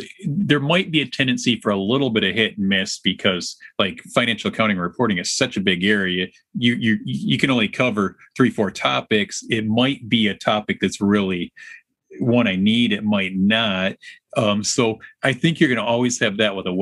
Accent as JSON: {"language": "English", "town": "Alpena", "region": "Michigan", "country": "United States", "tie": "born or raised there", "moved": "yes", "lives_now": "Lansing, United States", "said": "I actually was born and raised in northern Michigan, northern lower Michigan"}